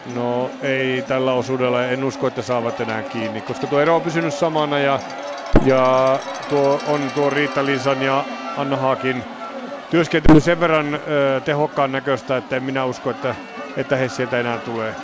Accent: Finland; meille tärkeää suomalaisille

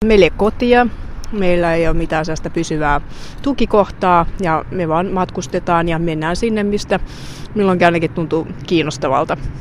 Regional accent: Finland; moved away as an adult; me ollaan Suomesta

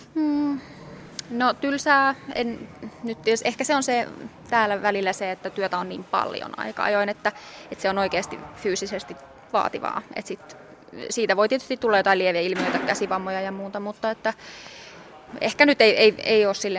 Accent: Oulu, North Ostrobothnia, Finland; mä oon Oulusta kotoisin ja äiti ja isä huomasi, että mä, mä oon musikaalinen pienenä

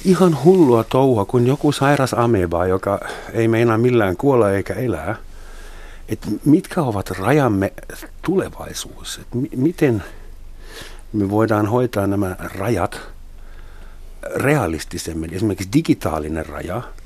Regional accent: Germany

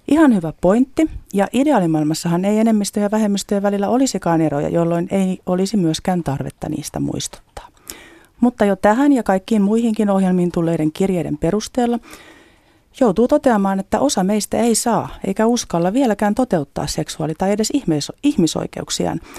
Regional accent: northern Finland, Finland; Olen kotoisin pohjoisesta pieneltä paikkakunnalta, eikä homoista puhuttu lapsuudessani eikä nuoruudessani.

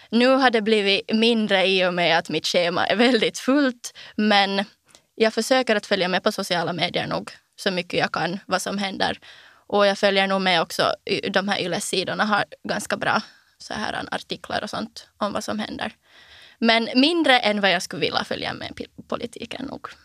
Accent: Ekenäs, Uusimaa, Finland; Jag kommer från Ekenäs och jag är 19 år gammal.

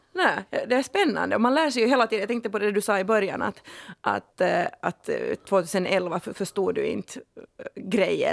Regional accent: Finland; jag har bara bastu sedan jag var liten, äkta finne liksom

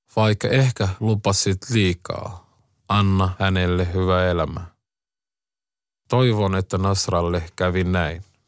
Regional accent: Somalia; now in Finland; Lapsuudessani Somaliassa äitini isä tykkäsi ottaa minut mukaan tärkeisiin kokouksiin

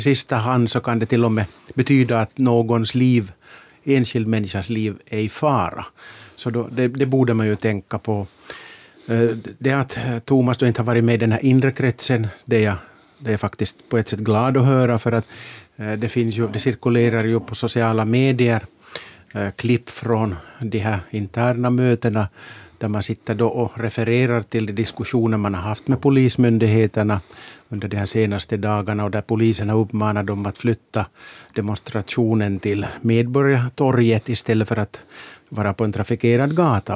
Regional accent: Larsmo, Ostrobothnia, Finland; min hemkommun Larsmo

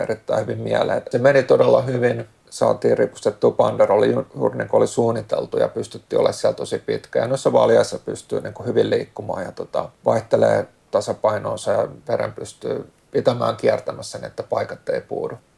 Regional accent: Helsinki, Uusimaa, Finland; born or raised there; also born or lived in Malmi, Helsinki

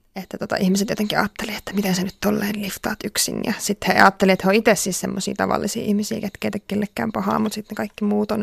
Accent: Finland; mä oon Suomesta

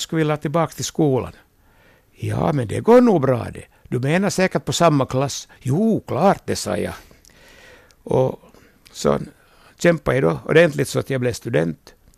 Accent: Vaasa, Ostrobothnia, Finland

